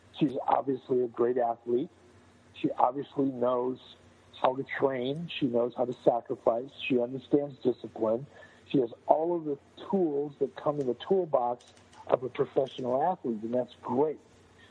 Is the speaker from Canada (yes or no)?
no; Detroit, Michigan, United States; moved away; I'm a Detroit guy